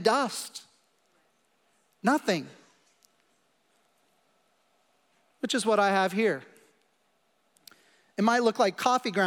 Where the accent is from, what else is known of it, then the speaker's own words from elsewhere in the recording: Kansas City, Missouri, United States; I come from Kansas City and we eat meat a lot